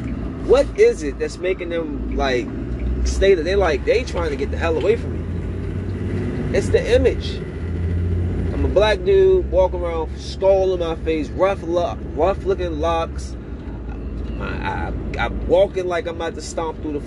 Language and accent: English; Bowie, Maryland, United States; moved away; I'm from the suburbs. I'm from Bowie, Maryland.